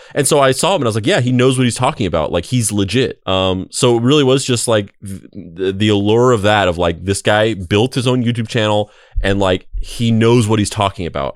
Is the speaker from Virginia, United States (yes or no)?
no; Roswell, New Mexico, United States; moved away; also born or lived in Bakersfield, California; I grew up in Roswell, New Mexico, uh, but I also lived